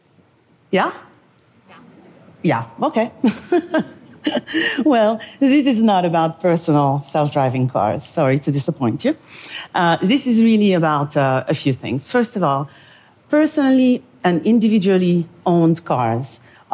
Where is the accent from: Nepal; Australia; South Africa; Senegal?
Senegal; moved away; also born or lived in Paris, France; I am from Senegal, West Africa.